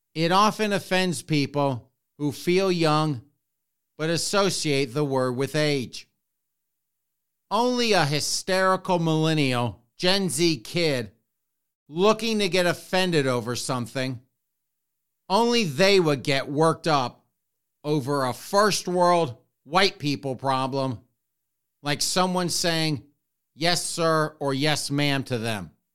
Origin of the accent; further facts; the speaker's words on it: Spartanburg, South Carolina, United States; moved away; I grew up in the South, in Spartanburg, South Carolina